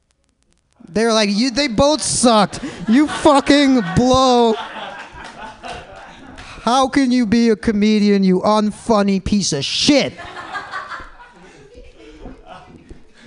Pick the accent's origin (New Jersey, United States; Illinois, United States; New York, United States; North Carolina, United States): Illinois, United States; Palatine; now in San Francisco, United States; I'm from the Midwest too. It sucks. Nobody moves to Palatine, Illinois